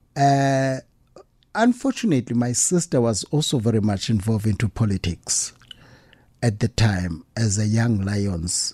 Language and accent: English; Pondoland, Eastern Cape, South Africa; I come from the Pondo land